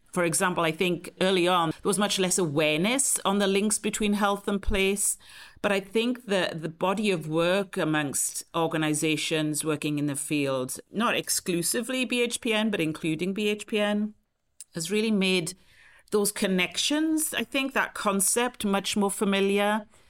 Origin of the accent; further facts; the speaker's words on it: T-Cross, South Wales, United Kingdom; moved away as an adult; also born or lived in London; now in San Francisco, United States; I grew up actually in a, a small rural mining village in Wales, South Wales, called T-Cross.